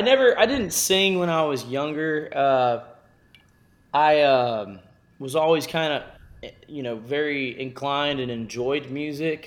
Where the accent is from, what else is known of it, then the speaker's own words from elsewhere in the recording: Texas, United States; growing up in Texas, it allowed me to be exposed to many different cultures and sounds of music